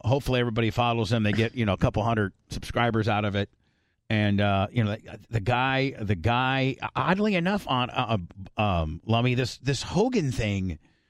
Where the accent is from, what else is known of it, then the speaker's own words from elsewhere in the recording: Gary, Indiana, United States; moved away as an adult; now in Arizona, United States; I grew up in Gary, Indiana, graduated from Calumet High School in 86, lived in Port Richey from 88 to 90. My grandparents lived in Mentone, Indiana, which is really close to where, Warsaw is.